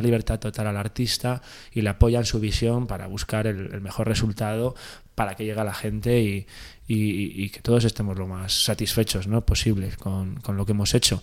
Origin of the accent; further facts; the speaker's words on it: Valladolid, Castile and León, Spain; en Valladolid, que es de donde soy yo